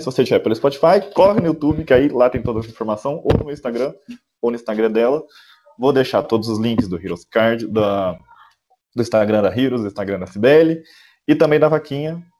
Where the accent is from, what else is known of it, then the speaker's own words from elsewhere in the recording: south of Minas Gerais, Brazil; Eu sou daqui do, do, sul de Minas